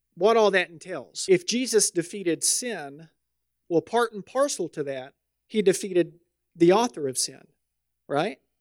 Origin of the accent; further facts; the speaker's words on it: the South, United States; moved away; I'm from the South